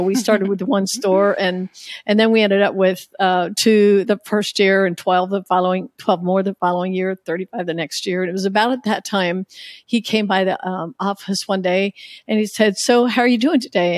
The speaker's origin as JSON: {"language": "English", "country": "United States", "tie": "born or raised there", "said": "growing up in the Amish culture"}